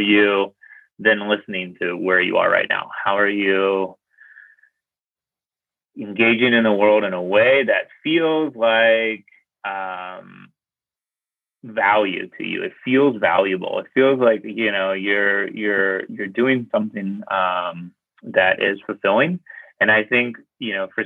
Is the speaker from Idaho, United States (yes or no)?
no; Pittsburgh, Pennsylvania, United States; I grew up in Pittsburgh, Pennsylvania. It's like a steel town kind of place.